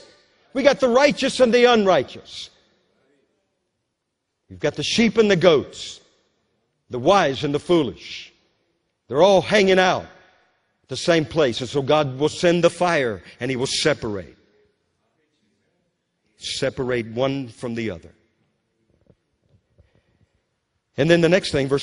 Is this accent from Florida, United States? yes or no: no; Louisiana, United States; When I was a young boy growing up in Louisiana